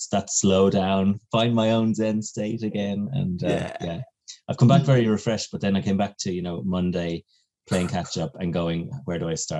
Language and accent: English; County Kildare, Ireland; accent: neutral Irish; also born or lived in Kilkenny; But I was born in Kilkenny. Uh-huh. So both my parents are from there, which is like Midlands. And then we moved around quite a bit with dad's job. Grew up then from the age I was 12 in County Kildare, kind of Dublin border.